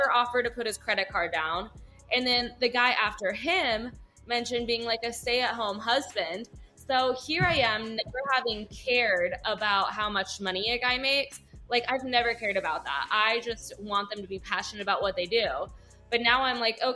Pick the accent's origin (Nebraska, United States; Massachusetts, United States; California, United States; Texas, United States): California, United States; Manhattan Beach; I'm from Manhattan Beach, though, which is like a smaller little community in LA. Still technically LA because it's right next to LAX, but my parents, they raised me in the church community